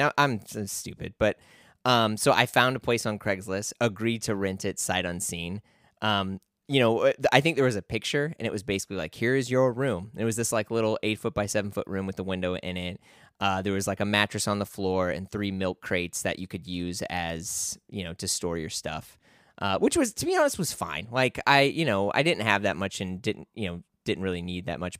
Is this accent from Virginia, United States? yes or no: no; St. Louis, Missouri, United States; moved away; also born or lived in New York City; I grew up around like the Ferguson Florissant area